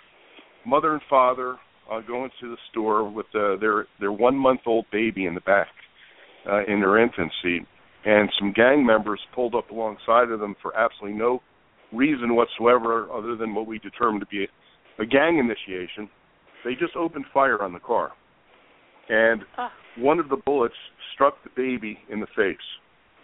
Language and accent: English; Princeton, New Jersey, United States; moved away as an adult; now in Las Vegas, United States; my hometown in Princeton, New Jersey, which is a beautiful small town